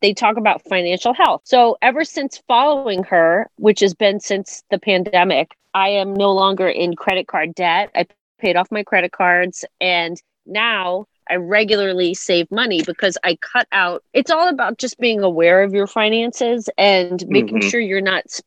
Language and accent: English; Long Island, New York, United States; we grew up on Long Island.